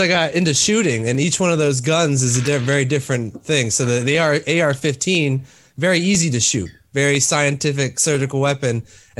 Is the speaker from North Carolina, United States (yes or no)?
no; Texas, United States; born there; I was born in Texas and then I was raised all over the place because my dad moved around a lot.